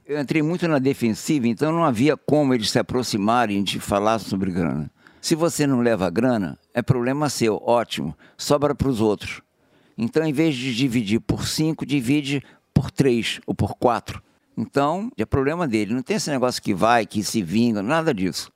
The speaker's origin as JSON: {"language": "Portuguese", "region": "Rio de Janeiro", "country": "Brazil", "tie": "born or raised there", "said": "Eu fui criado na Zona Sul"}